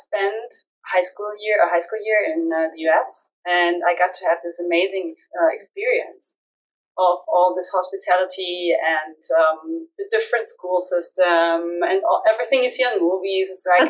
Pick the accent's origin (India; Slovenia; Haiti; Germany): Germany; I'm from Germany.